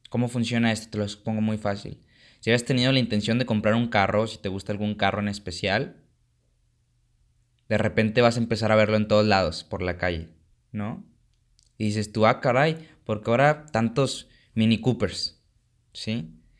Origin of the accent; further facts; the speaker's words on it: Mexico; pero como mexicano no toleramos que alguien le vaya mejor que a nosotros, ¿no? Esa es la cultura mexicana.